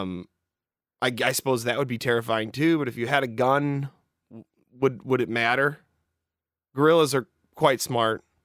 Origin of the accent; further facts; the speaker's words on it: the Northwest, Pacific Northwest, United States; I'm from the Northwest, you know, we got, we got mountains and hills